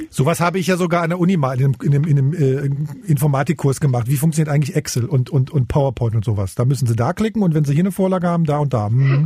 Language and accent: German; Magdeburg, Saxony-Anhalt, Germany; now in Berlin, Germany; ich bin Magdeburger